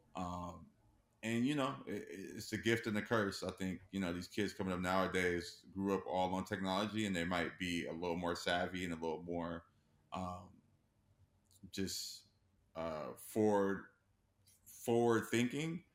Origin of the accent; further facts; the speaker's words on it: Los Angeles, California, United States; born and raised in Los Angeles.